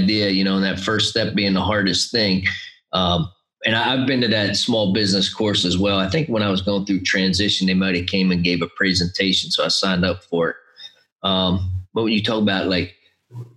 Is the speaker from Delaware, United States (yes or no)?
yes; Delaware, United States; Delaware, my home state